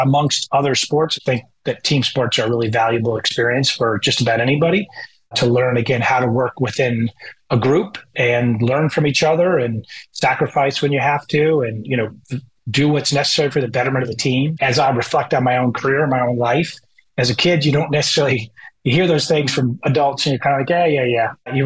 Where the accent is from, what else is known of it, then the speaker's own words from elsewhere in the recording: Bethesda, Maryland, United States; moved away as an adult; also born or lived in Ann Arbor, Michigan / New Hampshire / Massachusetts / Atlanta, Georgia; now in Indianapolis, United States; I was born in Ann Arbor, Michigan, and grew up most of my life in Maryland, in the Kensington, Bethesda area